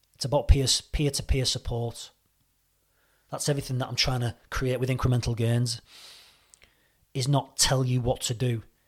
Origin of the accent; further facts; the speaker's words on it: St Helens, North West England, United Kingdom; moved away as an adult; also born or lived in Reading, Berkshire; At the age of twenty-three, two thousand four, I moved from Saint Helens, Merseyside to Reading, Berkshire to pursue a career in the M O D police